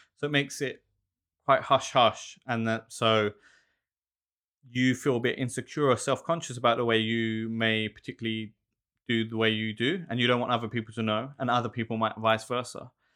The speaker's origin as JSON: {"language": "English", "region": "London", "country": "United Kingdom", "tie": "born or raised there", "moved": "as an adult", "lives_now": "Melbourne, Australia", "said": "growing up in South London"}